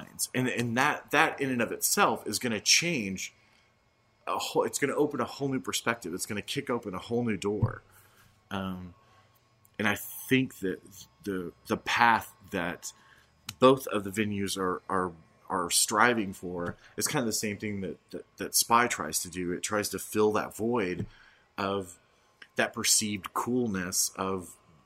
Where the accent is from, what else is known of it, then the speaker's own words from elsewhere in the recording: Dallas, Texas, United States; moved away as an adult; also born or lived in Los Angeles / Austin / San Diego; now in Oklahoma City, United States; I grew up in LA as a kid and as a teenager in Dallas